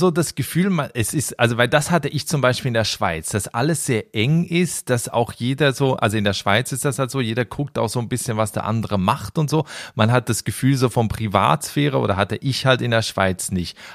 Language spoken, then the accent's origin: German; Germany; moved away as an adult; also born or lived in Sweden / Amsterdam, Netherlands; now in Netherlands; Nee, immer als Deutsche natürlich.